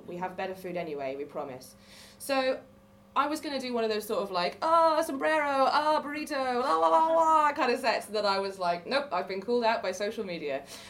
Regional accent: Wales, United Kingdom; I am also from Wales, originally. I don't sound like I'm from Wales, because I'm from the part of Wales where everyone retires to, all the equestrians and the city commuters.

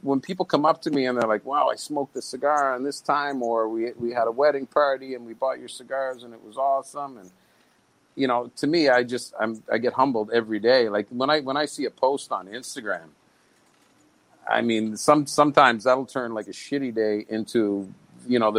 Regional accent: Canada; moved away; being Canadian

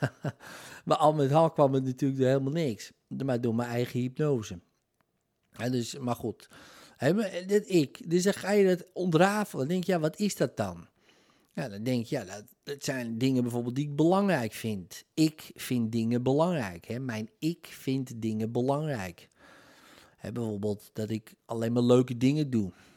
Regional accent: Netherlands; Nederlandse nationaliteit in mijn geval

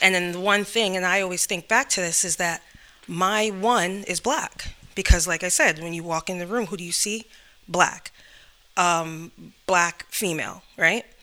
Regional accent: New York, United States; moved away

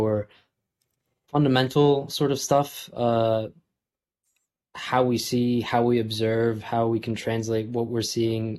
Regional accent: New Jersey, United States; also born or lived in New York City; I grew up in New Jersey, and that's still where I live, still at home. And I was born in New York City, but from a really young age, we moved out to New Jersey

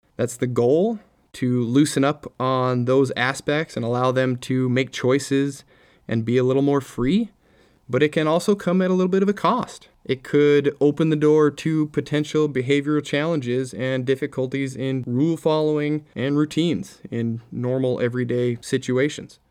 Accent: Minnesota, United States; I grew up in Minnesota.

